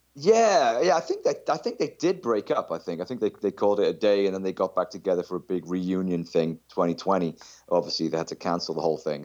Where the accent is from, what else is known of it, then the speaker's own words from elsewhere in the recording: South Wales, United Kingdom; I'm from South Wales in the U K